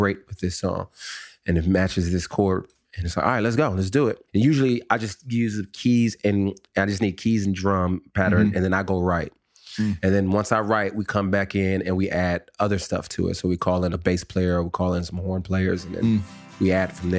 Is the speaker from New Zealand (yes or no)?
no; California, United States; also born or lived in Calgary, Alberta, Canada / New Orleans, Louisiana / Texas; moved to California and spent most of my life in California, graduated high school